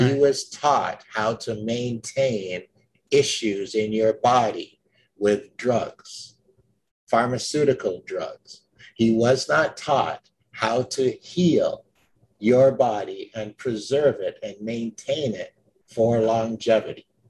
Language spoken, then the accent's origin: English; Jamaica; I was born in Jamaica